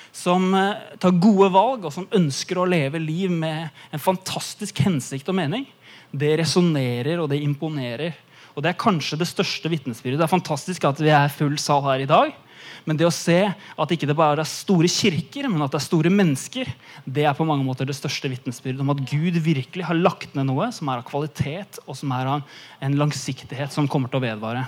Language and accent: Norwegian; Eastern Norway, Norway; moved away; jeg kommer fra Østlandet